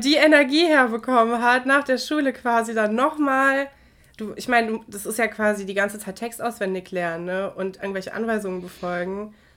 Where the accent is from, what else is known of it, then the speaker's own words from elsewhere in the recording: North Rhine-Westphalia, Germany; Wir kommen ja aus Nordrhein-Westfalen.